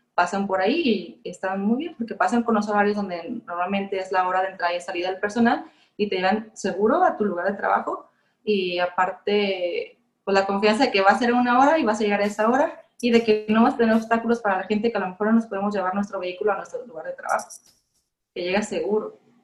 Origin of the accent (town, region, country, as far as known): Mexico